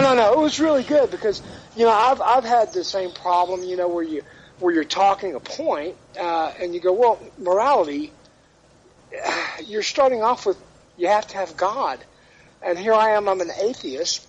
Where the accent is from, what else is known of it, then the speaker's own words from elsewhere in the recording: Dallas, Texas, United States; moved away; I'm originally from Dallas